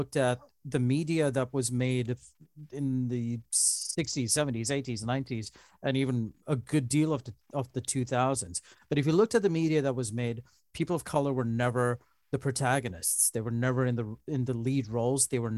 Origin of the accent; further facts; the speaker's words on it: Dubai, United Arab Emirates; born there; so my parents are Sri Lankan, but I was born in Dubai, and then that's how I wound up here.